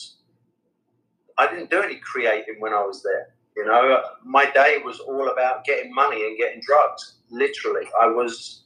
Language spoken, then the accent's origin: English; England, United Kingdom; I'm English.